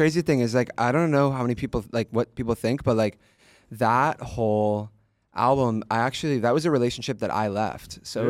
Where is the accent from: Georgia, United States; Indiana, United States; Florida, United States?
Georgia, United States; also born or lived in San Francisco / Pennsylvania; now in Los Angeles, United States; I moved around growing up. I was born in San Francisco. Moved when I was 4 to Georgia, then Pennsylvania, then went to school in New York, and then moved to LA, and that's where I live now.